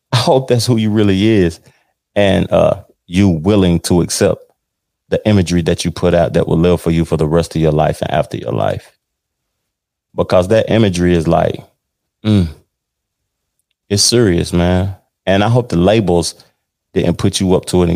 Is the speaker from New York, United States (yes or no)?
no; Tennessee, United States; moved away; my home state of Tennessee